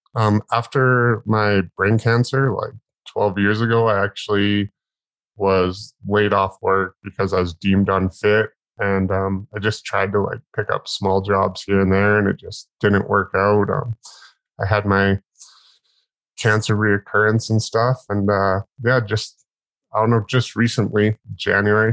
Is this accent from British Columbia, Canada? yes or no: yes; northern British Columbia, Canada; I was born in the Bangor Wilds of northern BC, Canada, um, like way the hell and gone out in the bush.